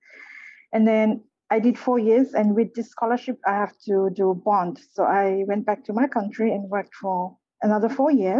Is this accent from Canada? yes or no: no; Solomon Islands; moved away as an adult; also born or lived in Fiji / New Zealand; now in Micronesia; I'm actually from the Solomon Islands. So that's where I'm actually from. But I'm now working in Micronesia.